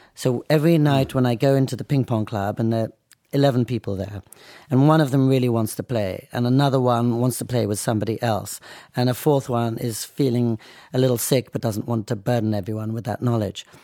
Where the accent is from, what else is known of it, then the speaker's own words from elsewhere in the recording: Oxford, South East England, United Kingdom; also born or lived in United States / New York City; now in Nara, Japan; being born and growing up in England